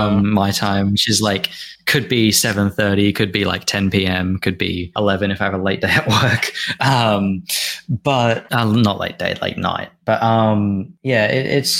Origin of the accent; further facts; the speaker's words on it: Australia; as an Australian